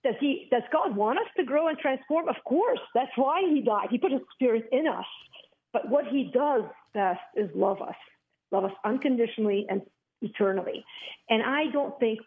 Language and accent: English; Beirut, Beirut Governorate, Lebanon; I grew up in Beirut, Lebanon